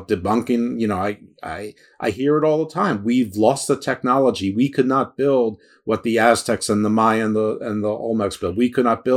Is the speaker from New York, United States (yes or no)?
yes; New York, United States; moved away as an adult; also born or lived in Atlanta, Georgia / Baltimore, Maryland; I grew up in New York